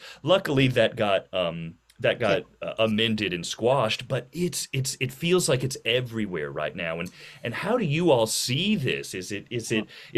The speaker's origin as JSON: {"language": "English", "town": "Little Rock", "region": "Arkansas", "country": "United States", "tie": "born or raised there", "said": "I grew up in the Little Rock School District"}